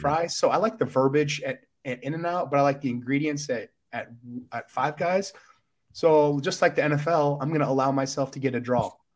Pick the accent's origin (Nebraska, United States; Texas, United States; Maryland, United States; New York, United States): Texas, United States; Grapevine; moved away; I'm back home in, in Dallas, Texas. I'm from Grapevine.